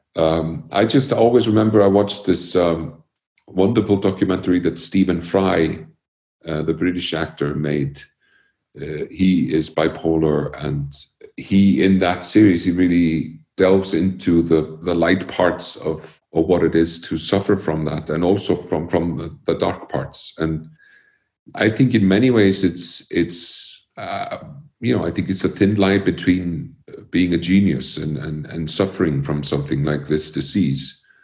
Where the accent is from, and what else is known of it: Iceland; born or raised there; also born or lived in Connecticut, United States